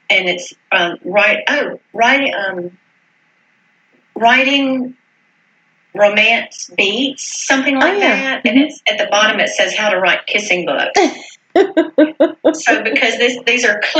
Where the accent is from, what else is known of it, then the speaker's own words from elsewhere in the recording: Greenville, South Carolina, United States; moved away; also born or lived in Virginia; my hometown of Greenville, South Carolina